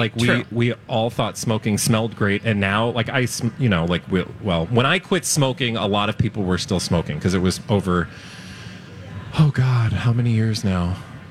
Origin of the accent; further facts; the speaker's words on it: Houston, Texas, United States; also born or lived in Chicago; when I was growing up in Houston, and I went to I enrolled in middle school. We came from Chicago, moved to Houston